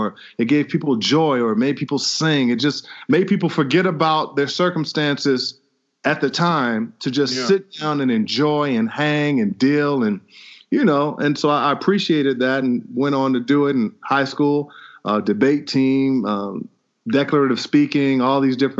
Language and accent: English; Chicago, Illinois, United States; Grew up on the south side of Chicago